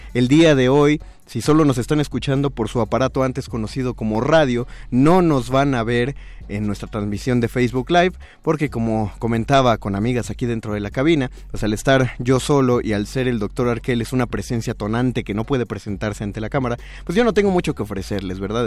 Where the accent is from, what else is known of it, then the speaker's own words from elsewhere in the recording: Mexico; como mexicanos